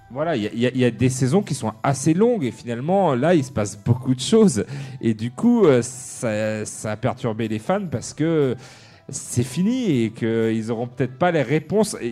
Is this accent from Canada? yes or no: no; France; chez nous, en France